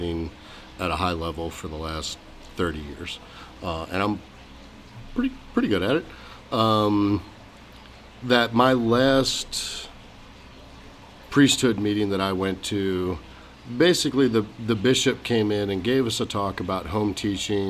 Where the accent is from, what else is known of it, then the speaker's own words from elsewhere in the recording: Arkansas, United States; now in Arizona, United States; I grew up in Arkansas